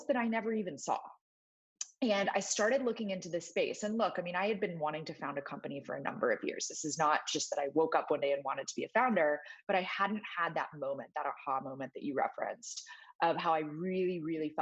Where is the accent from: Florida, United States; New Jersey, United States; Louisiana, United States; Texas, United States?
Texas, United States; I grew up in Texas